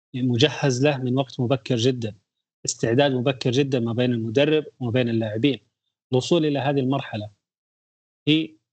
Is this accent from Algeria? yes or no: no; Saudi Arabia; لنا جميعا كسعوديين